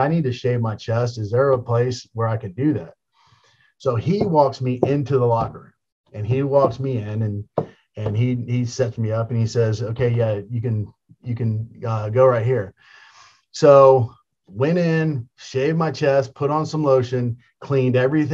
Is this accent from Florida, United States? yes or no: yes; Tampa, Florida, United States; I got to, be in front of my hometown